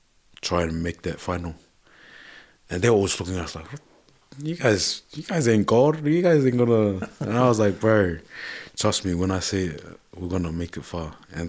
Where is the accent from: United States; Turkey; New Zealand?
New Zealand; I was like, ducks. We're from New Zealand, we didn't do drillers. We just hockey, one on ones, yep, that's us.